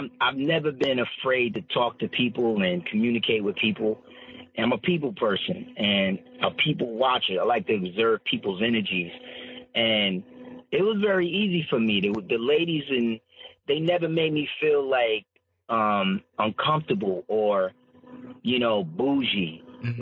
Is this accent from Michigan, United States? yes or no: no; Amityville, New York, United States; moved away as an adult; now in Los Angeles, United States; I'm from New York, Strong Island, Amityville